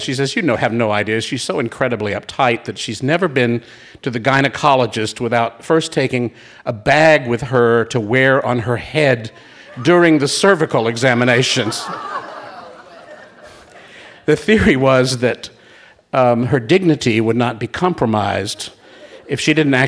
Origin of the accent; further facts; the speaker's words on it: Raleigh, North Carolina, United States; moved away; Raleigh, North Carolina, my hometown